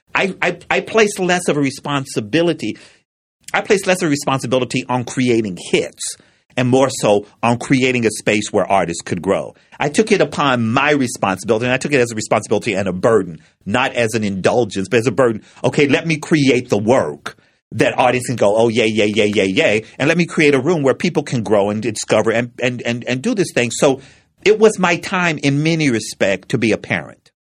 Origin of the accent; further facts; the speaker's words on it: Frankfort, Kentucky, United States; when I was growing up in Frankfort, Kentucky, for the first five or six years of my life, it was a segregated town.